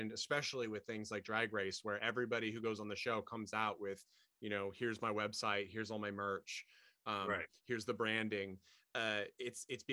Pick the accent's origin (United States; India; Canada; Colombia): United States; Portland; I was born in Portland.